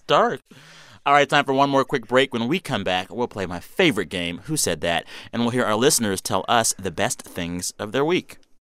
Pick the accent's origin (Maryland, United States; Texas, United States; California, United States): Texas, United States; As a Texan